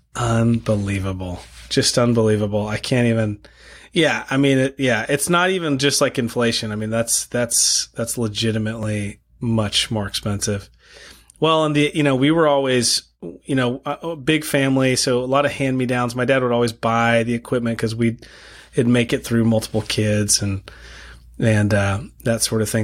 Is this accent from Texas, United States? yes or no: yes; El Paso, Texas, United States; moved away as an adult; also born or lived in Moscow, Idaho; I grew up in El Paso, Texas